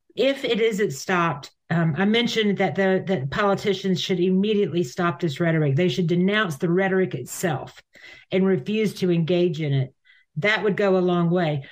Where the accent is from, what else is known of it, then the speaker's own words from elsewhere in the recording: United States; I'm American